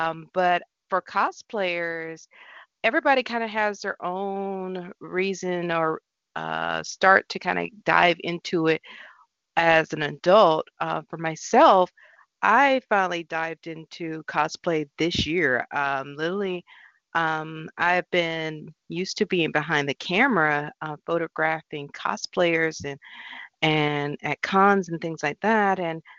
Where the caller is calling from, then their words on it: Atlanta, Georgia, United States; I am coming from Atlanta, Georgia.